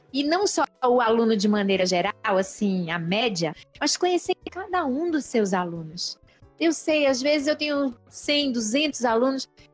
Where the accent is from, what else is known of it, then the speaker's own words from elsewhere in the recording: Bahia, Brazil; eu costumo usar um termo bem baiano, que é de onde eu venho